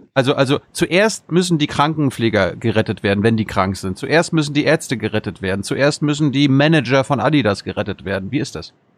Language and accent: German; Germany; wir als Deutsche